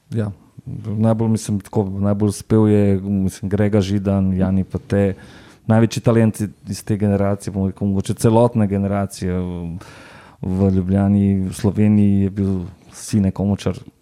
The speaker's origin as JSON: {"language": "Slovenian", "region": "Ljubljana", "country": "Slovenia", "tie": "born or raised there", "said": "odraščal sem v Kosezah"}